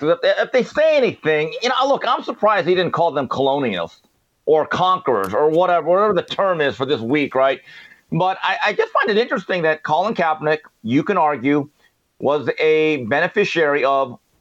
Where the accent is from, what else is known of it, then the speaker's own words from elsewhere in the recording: United States; I'm an American Korean.